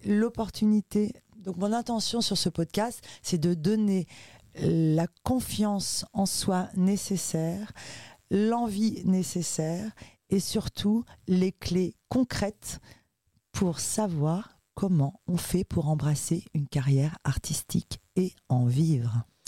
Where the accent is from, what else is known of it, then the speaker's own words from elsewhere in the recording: Ivry-sur-Seine, Île-de-France, France; also born or lived in Uruguay; Je suis arrivée en France lorsque j'avais 5 mois et j'ai grandi avec ma maman euh, dans un milieu 100% sud-américain et très très très politisé euh, à Ivry-sur-Seine